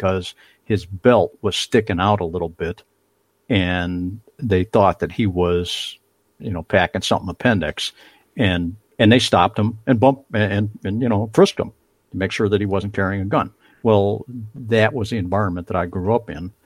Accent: Chicago, Illinois, United States; moved away; I grew up in Chicago and spent a lot of time in Chicago, but in Chicago, I grew up at the end of the Ravenswood L.

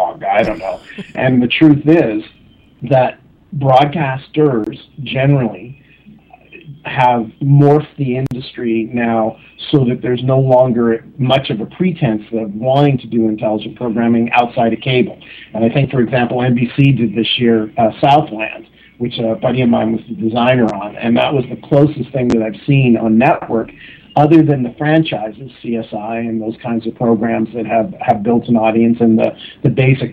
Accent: Canada; I'm Canadian.

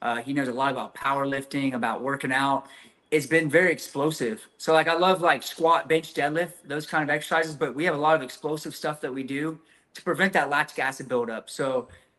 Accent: Texas, United States; growing up in Texas

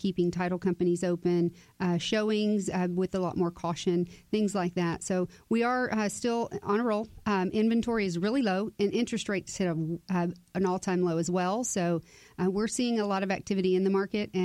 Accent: Cypress, Texas, United States; I was born and raised there. So it's my hometown

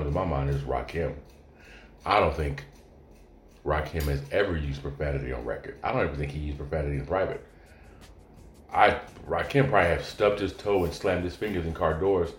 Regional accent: California, United States; moved away as an adult; also born or lived in Oregon; as a Californian

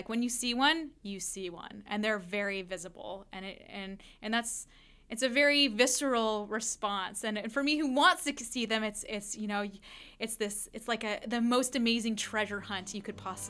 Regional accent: West Coast, United States; So I grew up on the West Coast where we didn't even have things like fireflies, right?

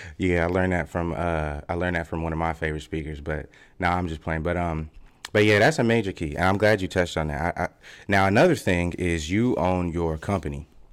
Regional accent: Fort Collins, Colorado, United States; moved away as an adult; I got to Colorado when I was about eight or nine, and I was born actually in Fort Collins

